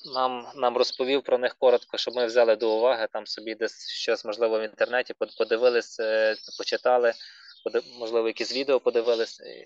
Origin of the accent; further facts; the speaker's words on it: Ternopil, Ternopil Oblast, Ukraine; ми з Тернополя